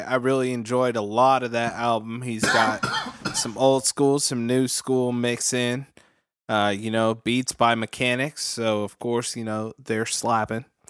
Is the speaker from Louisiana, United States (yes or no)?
no; Vallejo, California, United States; I'm from Vallejo, and we got Six Flags here